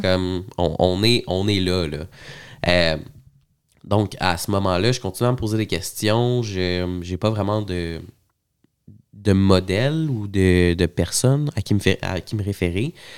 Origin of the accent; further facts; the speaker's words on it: Montreal, Quebec, Canada; je suis né euh, à Montréal, à l'hôpital Saint-Luc